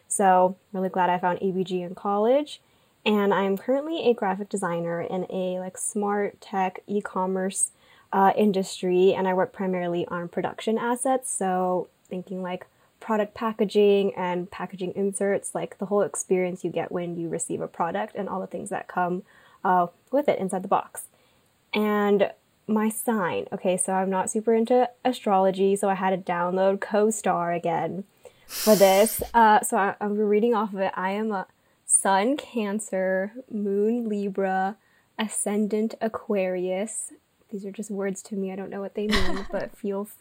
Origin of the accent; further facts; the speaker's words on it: Irvine, California, United States; I grew up, like Janet, in Orange County. So I'm from Irvine